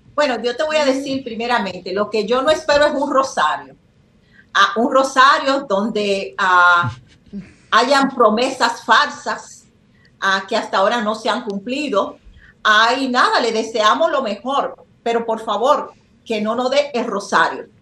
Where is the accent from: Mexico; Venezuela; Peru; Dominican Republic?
Dominican Republic; moved away; que somos? Dominicanos.